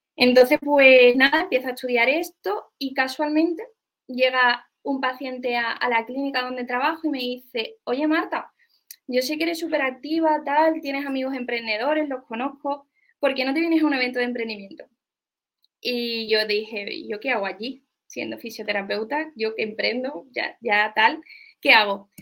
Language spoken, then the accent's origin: Spanish; Seville, Andalusia, Spain; yo soy una chica de Sevilla